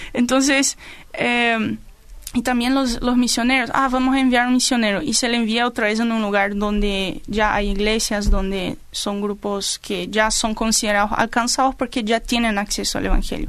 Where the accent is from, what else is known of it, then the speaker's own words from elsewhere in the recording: Paraguay; nosotros compartimos el tereré, como nos gusta el bellú y todo eso, eso es cosa de los paraguayos